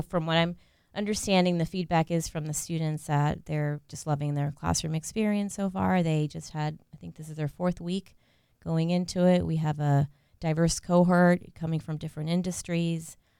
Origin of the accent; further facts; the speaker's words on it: Central Florida, United States; also born or lived in Puerto Rico / North Carolina / Australia; So I grew up in Central Florida